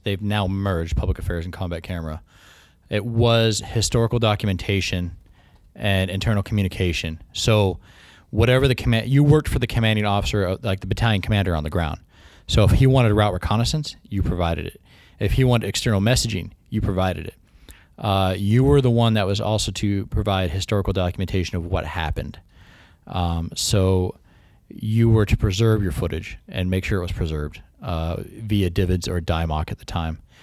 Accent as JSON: {"language": "English", "town": "Humptulips", "region": "Washington", "country": "United States", "tie": "born or raised there", "also_born_or_lived": "Aberdeen, Washington / Grays Harbor", "moved": "yes", "said": "I say I'm from Aberdeen 'cause nobody really knows my exact hometown, which is Hump Tulips, Washington"}